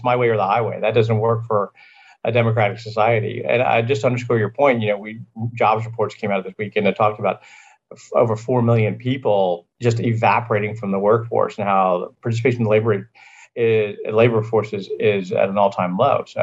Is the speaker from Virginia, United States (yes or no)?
yes; Virginia, United States; This is a Sunday dinner, 3 o'clock on Sunday afternoon, growing up in Virginia